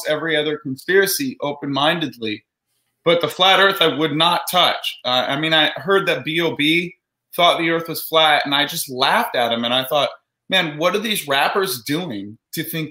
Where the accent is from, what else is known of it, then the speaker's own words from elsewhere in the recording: Orange County, California, United States; I grew up in Orange County, California.